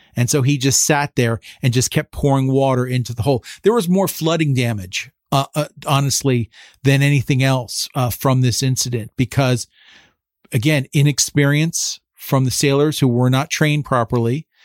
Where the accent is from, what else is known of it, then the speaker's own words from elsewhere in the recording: Phillipsburg, New Jersey, United States; moved away as an adult; now in Washington, D.C., United States; I'm originally from Phillipsburg, New Jersey, though, you know, so I'm part of the Lehigh Valley, more or less